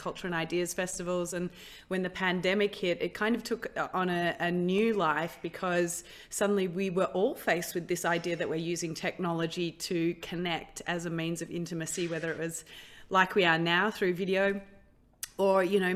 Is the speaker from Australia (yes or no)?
yes; Australia; I grew up in Australia